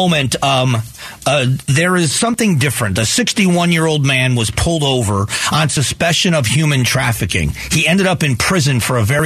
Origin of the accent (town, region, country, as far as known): United States